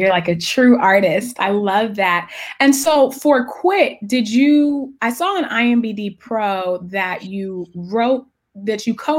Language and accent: English; Richmond, California, United States; I'm actually from the San Francisco Bay Area. I'm from Richmond, which is right next to Oakland. So Sacramento is like an hour away. So yeah. I love the Bay Area.